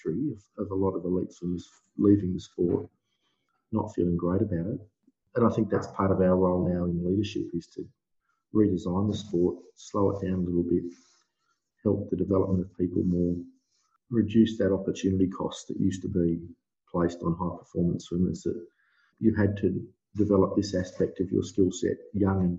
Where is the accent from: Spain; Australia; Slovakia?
Australia; Darwin, Northern Territory; moved away as an adult; also born or lived in Melbourne; I grew up in Darwin, in the Northern Territory.